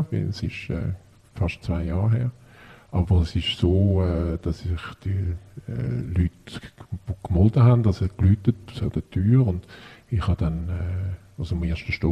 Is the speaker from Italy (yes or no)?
no; Switzerland; habe auch sowohl da bei uns in der Schweiz gelebt wie im Ausland